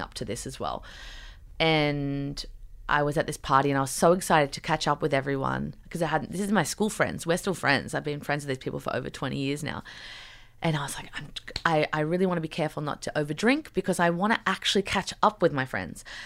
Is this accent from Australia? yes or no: yes; Newcastle, New South Wales, Australia; moved away as an adult; also born or lived in New York City; growing up in Newcastle